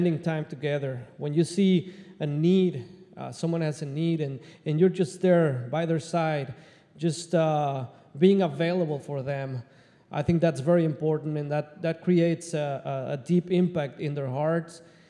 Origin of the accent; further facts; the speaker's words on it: Mexico City, Mexico; moved away as an adult; also born or lived in South Texas, United States / Lexington, Nebraska, United States; now in Omaha, United States; I was born, I was raised in Mexico City, one of the largest cities of the world.